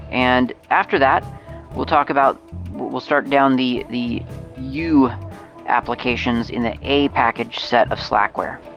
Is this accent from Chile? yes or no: no; Moscow, Russia; English is a second language; I'm from Mos- Moscow, Russia, and if you'll ever decide to come visit Moscow, give me a shout.